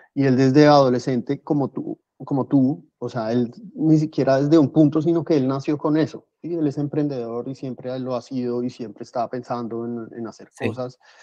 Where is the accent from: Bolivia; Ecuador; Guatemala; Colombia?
Colombia; Bogotá; moved away as an adult; now in Ávila, Spain; yo soy de Bogotá, que son 10 millones